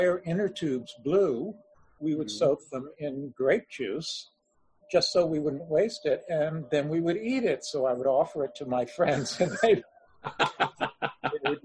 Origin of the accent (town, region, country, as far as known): Orlando, Florida, United States; born or raised there; also born or lived in Providence, Rhode Island, United States